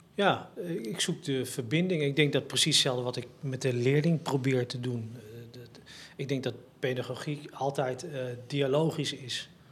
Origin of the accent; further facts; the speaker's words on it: Het Gooi, North Holland, Netherlands; ik als een Gooise jongeman waar ik ben opgegroeid